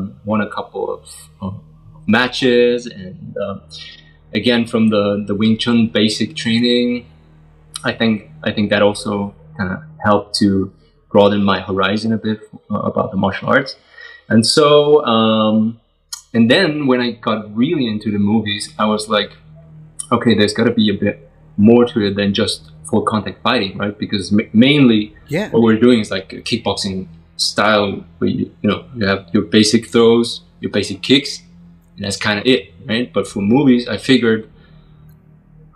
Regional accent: Nuremberg, Bavaria, Germany; I'm from Germany, so I live in Nuremberg, which is not the biggest city, and so at that time there weren't many martial arts schools

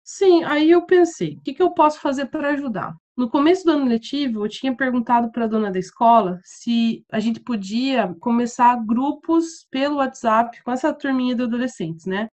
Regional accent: Curitiba, Paraná, Brazil; moved away as an adult; also born or lived in Goiás; now in Seville, Spain; morei em Curitiba quase minha vida inteira, então meu sotaque ainda me entrega

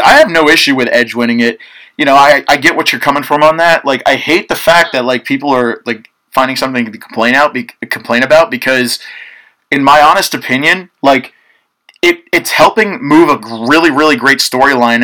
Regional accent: Mahopac, New York, United States; I've been from New York my whole life

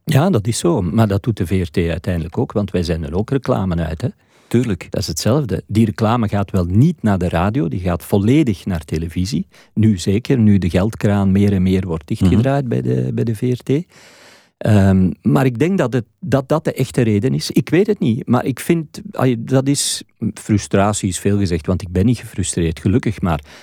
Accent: Flanders, Belgium; hier bij ons in Vlaanderen

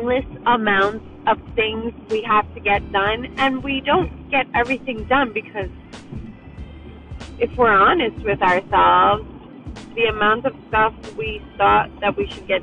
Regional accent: New York City, New York, United States; I was raised in New York City

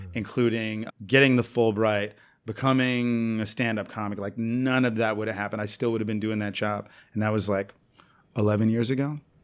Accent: New York City, New York, United States; also born or lived in San Juan, Puerto Rico / Brooklyn, New York; I grew up in New York City

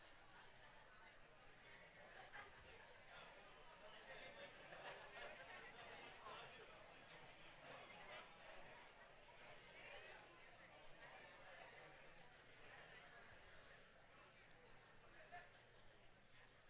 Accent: the South, United States; accent: Southern; my Southern accent

